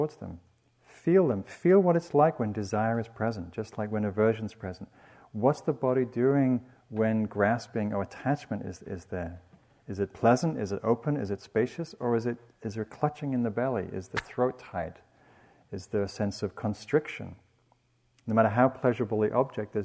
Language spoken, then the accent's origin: English; England, United Kingdom; When I grew up in England, first I was raised in the South